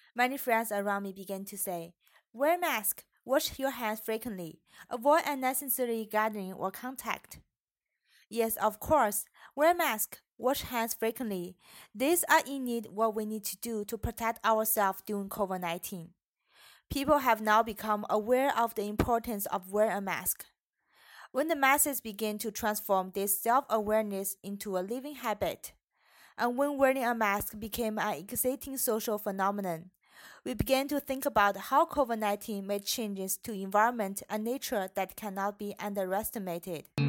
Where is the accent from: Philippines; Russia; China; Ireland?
China; moved away as an adult; now in Canada; My home country is China